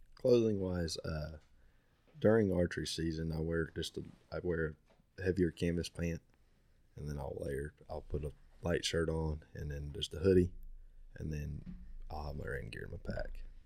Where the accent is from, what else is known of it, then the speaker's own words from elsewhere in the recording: United States; I was born and raised right there in Cassia